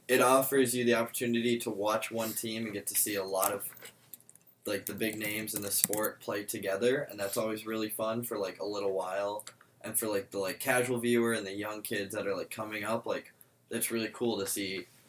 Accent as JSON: {"language": "English", "town": "Madison", "region": "Wisconsin", "country": "United States", "tie": "born or raised there", "said": "I'm from Madison."}